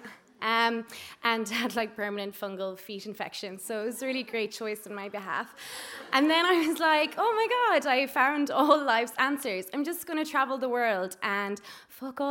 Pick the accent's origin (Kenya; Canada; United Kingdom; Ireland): Ireland; also born or lived in Spain; we're from Ireland